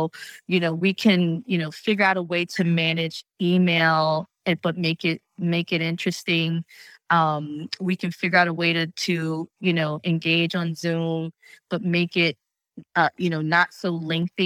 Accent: New Jersey, United States; I'm from New Jersey

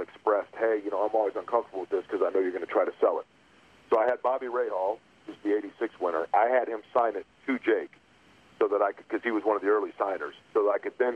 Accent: Midwest, United States; I love growing up in the Midwest

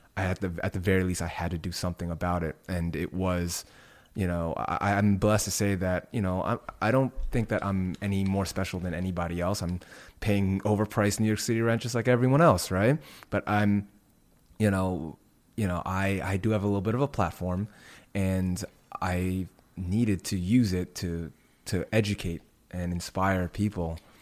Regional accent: Indonesia; moved away; my home country of Indonesia.

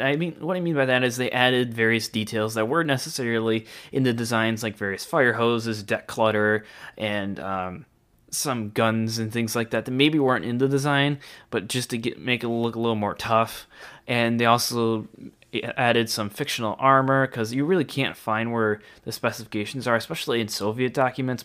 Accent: United States; being an American

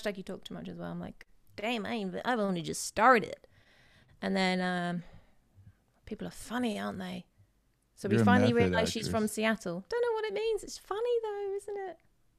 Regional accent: England, United Kingdom; The English, so people know that I'm from

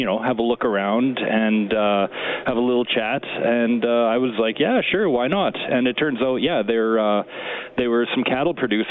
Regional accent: Edmonton, Alberta, Canada; I was from Edmonton and Alberta

